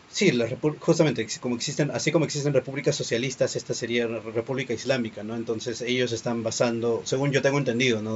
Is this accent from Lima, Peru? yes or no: yes; Lima, Peru; yo soy de Lima, en Perú